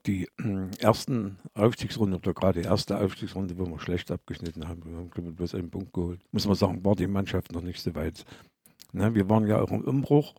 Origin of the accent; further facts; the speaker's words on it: Bad Lobenstein, Thuringia, Germany; moved away as an adult; also born or lived in Aue / Gera; ich als Lobensteiner, als Thüringer im Erzgebirge.